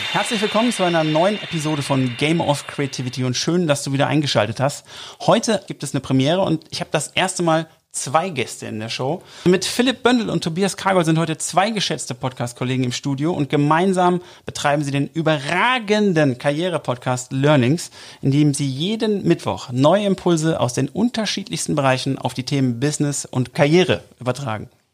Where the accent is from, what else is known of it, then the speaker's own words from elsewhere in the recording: Oberhausen, North Rhine-Westphalia, Germany; ich komme übrigens aus Oberhausen